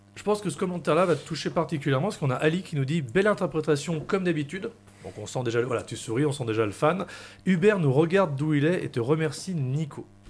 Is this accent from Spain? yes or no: no; Lyon, Auvergne-Rhône-Alpes, France; en tant que Lyonnais